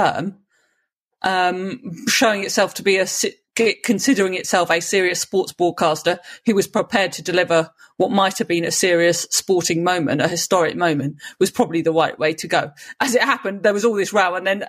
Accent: United Kingdom; as a Brit

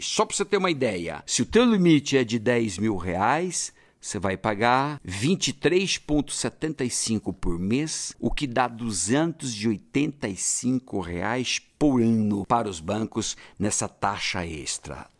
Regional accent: Brazil; Nós, brasileiros

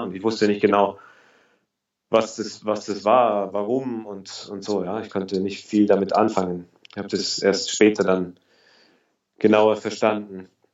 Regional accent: Augsburg, Bavaria, Germany; moved away as an adult; now in Berlin, Germany; Ich komme aus Augsburg. Ich bin 29 Jahre alt. Ich bin seit 2010 in Berlin

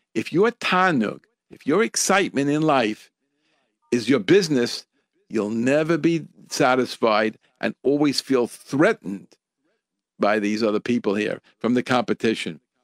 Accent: United States; from where I grew up here in America

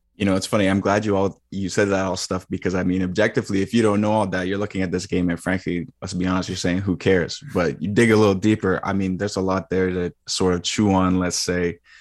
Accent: Mississauga, Ontario, Canada; also born or lived in Kingston, Ontario; born and raised in Mississauga, Ontario.

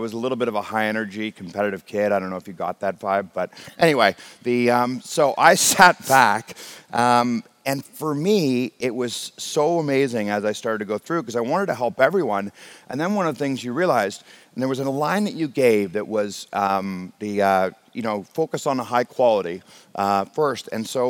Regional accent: Scotland, United Kingdom; now in Canada; I took my first commercial airline flight when I came from Scotland to Canada.

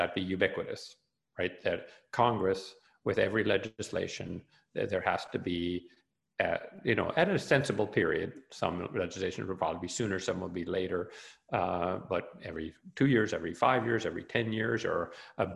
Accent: Canada; I'm a Canadian

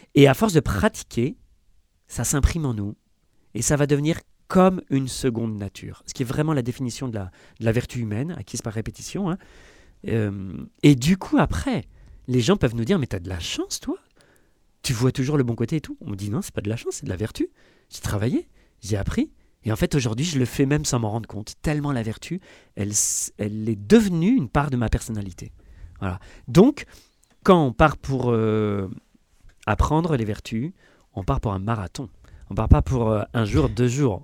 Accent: France; si on est français

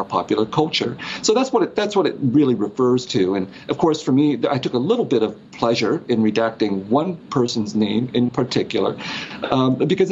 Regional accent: United States; I grew up in the United States feeling like I had two faces

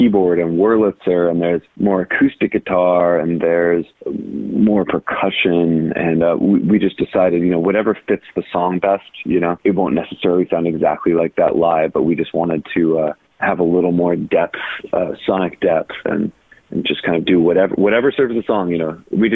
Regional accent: North Carolina, United States; accent: drawl; I'm from North Carolina, so, you know, I maybe have a little bit of a drawl already

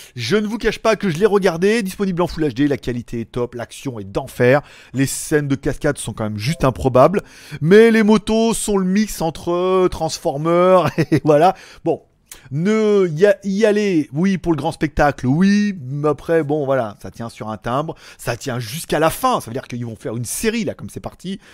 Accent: France; chez nous en France

